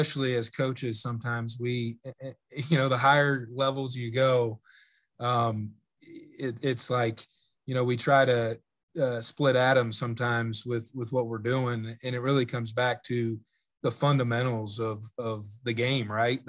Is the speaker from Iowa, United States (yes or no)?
yes; Iowa, United States; moved away; growing up in Iowa